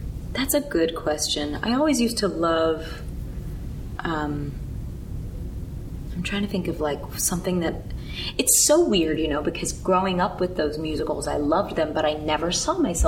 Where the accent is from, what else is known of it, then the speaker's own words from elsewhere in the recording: New York, United States; I grew up here in New York